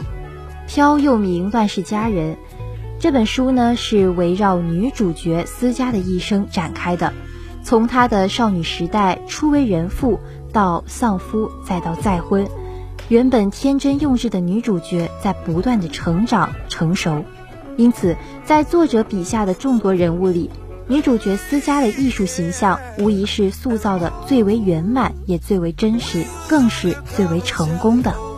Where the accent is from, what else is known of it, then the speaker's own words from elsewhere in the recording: China; 我们身为中国人民